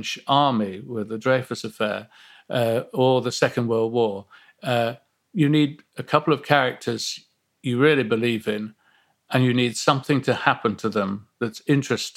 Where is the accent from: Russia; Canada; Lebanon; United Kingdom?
United Kingdom; Nottingham, East Midlands; growing up in Nottingham